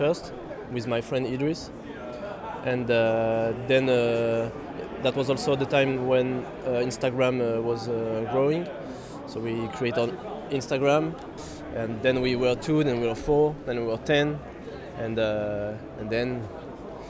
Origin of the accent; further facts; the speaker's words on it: Lyon, Auvergne-Rhône-Alpes, France; also born or lived in Paris; now in Lyon, France; I used to run in a club in my hometown in Lyon